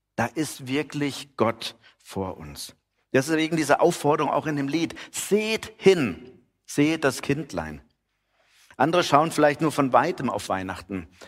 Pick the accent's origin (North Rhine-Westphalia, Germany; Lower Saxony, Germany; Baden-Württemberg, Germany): Baden-Württemberg, Germany; Heidenheim an der Brenz; Man hier als Heidenheimer, wir kennen uns ja mit Nebel aus